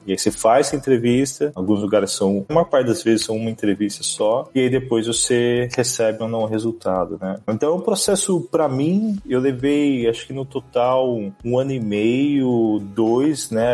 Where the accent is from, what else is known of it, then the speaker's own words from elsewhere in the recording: Campinas, São Paulo, Brazil; moved away as an adult; also born or lived in Sumaré; now in United States; Eu sou do interior de São Paulo, sou nascido em Campinas, morava em Sumaré, que é a cidade ali da região